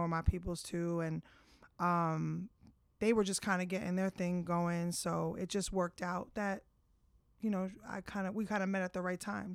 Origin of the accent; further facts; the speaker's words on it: Bergen County, New Jersey, United States; moved away as an adult; now in Queens, United States; I grew up in Jersey.